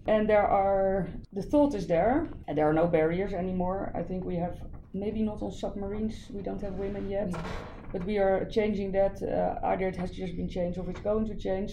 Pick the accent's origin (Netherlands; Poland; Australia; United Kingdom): Netherlands; I'm from the Netherlands.